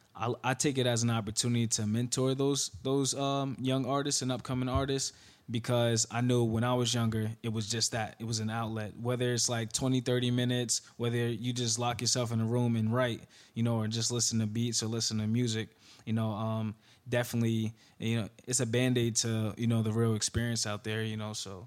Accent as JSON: {"language": "English", "town": "Newark", "region": "New Jersey", "country": "United States", "tie": "born or raised there", "also_born_or_lived": "Florida", "said": "from Newark, New Jersey, uh, born and raised"}